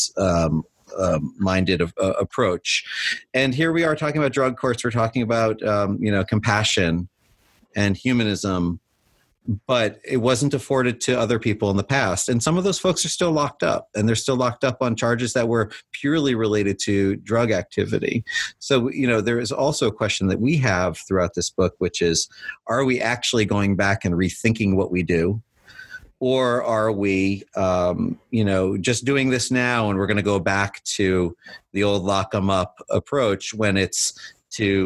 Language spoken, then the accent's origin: English; New York City, New York, United States; moved away as an adult; now in Ohio, United States; when I was growing up in New York